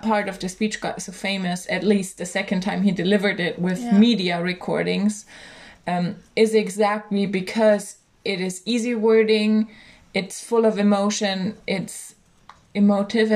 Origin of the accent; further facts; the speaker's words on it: Germany; I'm from Germany